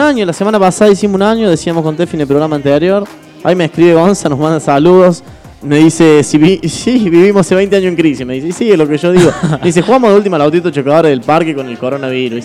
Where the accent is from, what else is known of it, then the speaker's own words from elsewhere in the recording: Argentina; Yo nací en crisis en Argentina